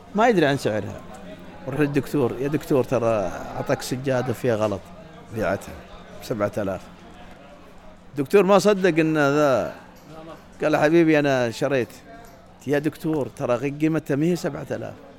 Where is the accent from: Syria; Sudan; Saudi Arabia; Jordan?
Saudi Arabia; عندنا في السعوديه